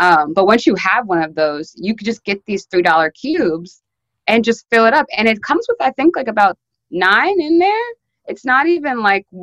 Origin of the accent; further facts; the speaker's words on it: Maryland, United States; moved away as an adult; now in New York, United States; I'm from Maryland. I moved to New York like maybe 3-ish years ago. But I was always still like kind of close with like a couple like Black girls from my high school